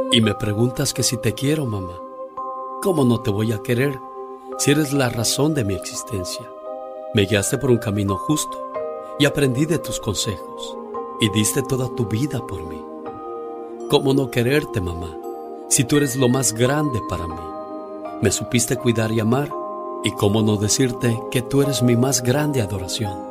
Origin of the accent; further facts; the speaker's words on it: Baja California, Mexico; Yo soy puro cachanilla, norteño de corazón.